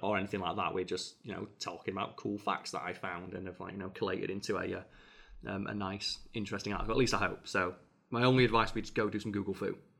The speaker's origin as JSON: {"language": "English", "region": "England", "country": "United Kingdom", "said": "as an English person"}